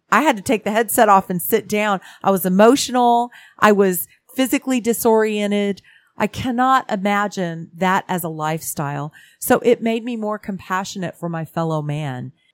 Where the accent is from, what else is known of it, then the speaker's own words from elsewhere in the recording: Houston, Texas, United States; also born or lived in California; I grew up in Houston, Texas. I'm from California, but I spent most of my childhood in Houston, Texas.